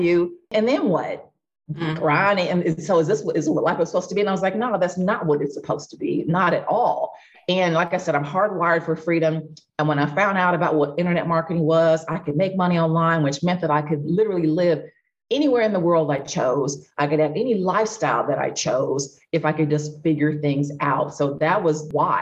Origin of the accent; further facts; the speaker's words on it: Midwest, United States; moved away as an adult; also born or lived in Los Angeles; I grew up in the Midwest.